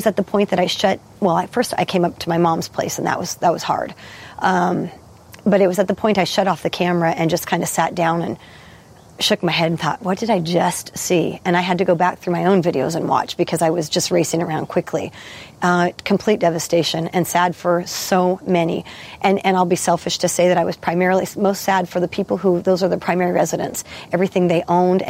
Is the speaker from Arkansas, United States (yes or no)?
no; Detroit, Oregon, United States; I was raised in Detroit. I went to school there. I graduated high school there in 1987.